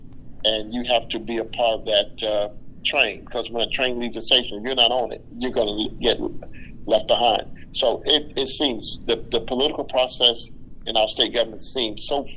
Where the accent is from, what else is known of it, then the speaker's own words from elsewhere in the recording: Alamo, Georgia, United States; moved away; also born or lived in Savannah, Georgia; I was born in a little small town called Alamo